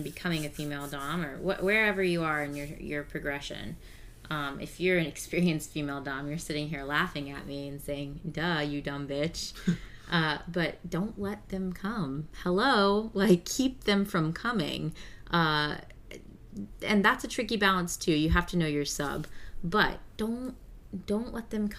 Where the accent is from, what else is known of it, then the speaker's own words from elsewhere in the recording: the South, United States; accent: Southern; I don't know if y'all can tell from our accents. We're from the South